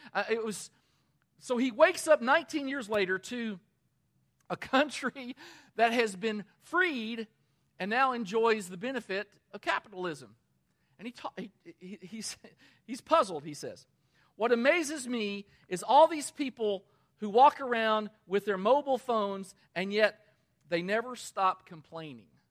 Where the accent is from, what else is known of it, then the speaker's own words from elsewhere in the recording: Danville, Kentucky, United States; my hometown of Danville, Kentucky